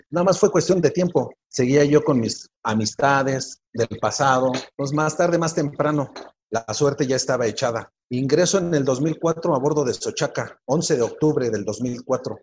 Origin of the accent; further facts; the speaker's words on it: Mexico City, Mexico; Yo soy originario de Iztapalapa, Ciudad de México